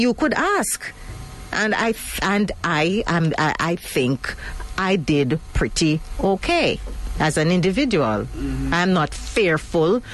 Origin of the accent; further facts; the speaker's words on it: Jamaica; as Jamaican um, women